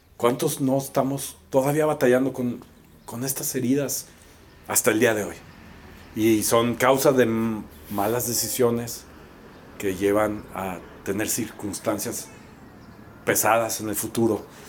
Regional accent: Mexico; como mexicanos

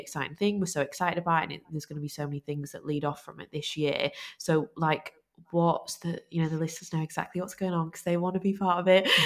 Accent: Lancashire, North West England, United Kingdom; we're from Lancashire

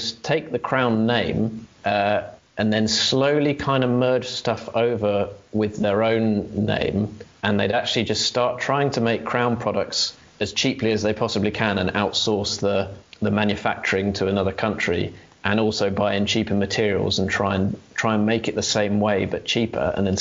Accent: England, United Kingdom; We're English ourselves

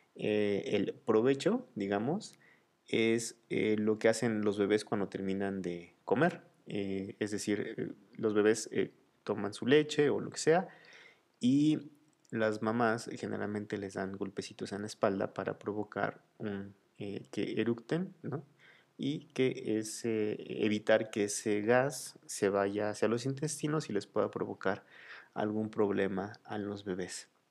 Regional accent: Mexico

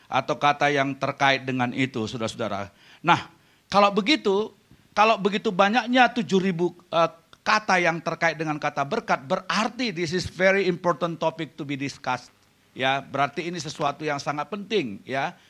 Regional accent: Jakarta, Indonesia; now in Vancouver, Canada; Saya dari Jakarta tetapi kami baru tinggal di Vancouver, Kanada selama dua tahun ini.

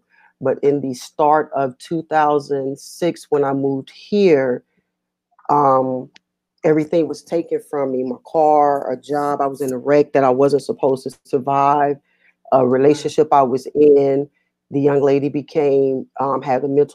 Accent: Atlanta, Georgia, United States; now in Virginia, United States; I am from Atlanta, Georgia, forever

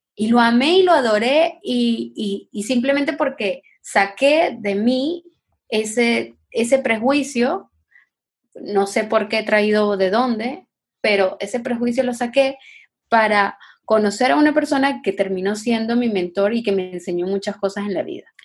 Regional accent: Venezuela; moved away; yo soy venezolana, yo soy gringa

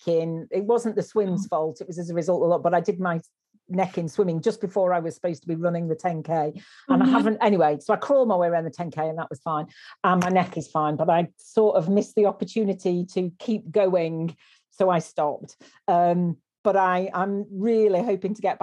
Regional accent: Lancashire, North West England, United Kingdom; as a Lancastrian

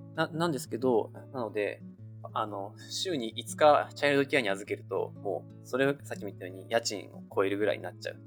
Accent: Japan; now in United States; うちの場合は親が2人とも日本人なので、まあ、家では日本語

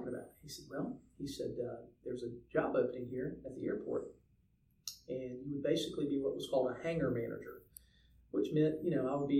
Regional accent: Savannah, Georgia, United States; also born or lived in Dallas, Texas; I grew up here in Savannah.

